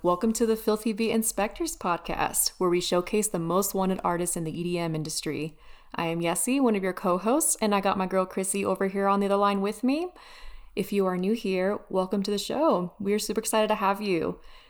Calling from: Denver, Colorado, United States; Denver, base capital.

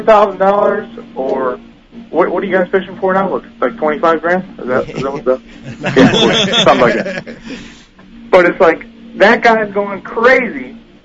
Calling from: Orlando, Florida, United States; I'm calling from Orlando, Florida.

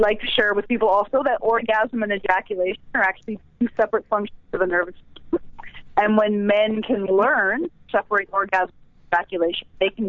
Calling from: Vancouver, British Columbia, Canada; I'm calling from Vancouver, B.C.

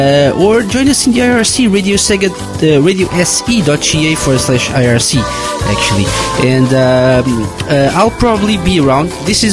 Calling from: Portugal; I'm live from Portugal, and this week I'm lonely, so lonely.

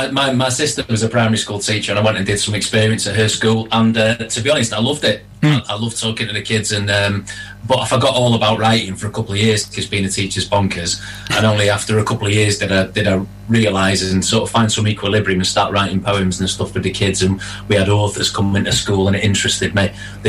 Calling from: Cheadle, North West England, United Kingdom; No, I live in a place called Cheadle in Stockport, so I'm not too far away from you guys.

